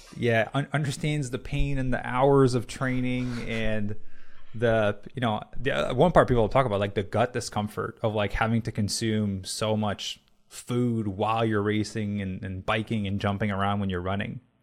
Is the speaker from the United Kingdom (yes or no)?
no; Canada; moved away; I'm Canadian